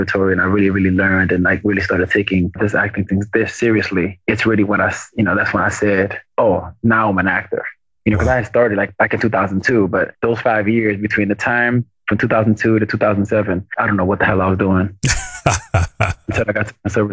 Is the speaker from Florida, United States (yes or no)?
yes; Miami, Florida, United States; also born or lived in New York; I was born in New York, but I was raised in Miami to some very, very Dominican parents